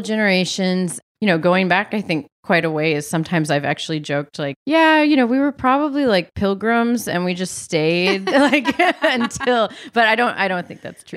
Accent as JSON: {"language": "English", "region": "New Hampshire", "country": "United States", "tie": "born or raised there", "also_born_or_lived": "Massachusetts", "moved": "as an adult", "lives_now": "Philadelphia, United States", "said": "we lived there till I was 4. Then we moved to New Hampshire and I lived there till I graduated high school and moved to Philly to go to college"}